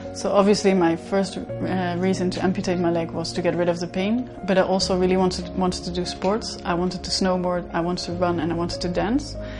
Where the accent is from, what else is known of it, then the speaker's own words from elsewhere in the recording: Netherlands; I'm from the Netherlands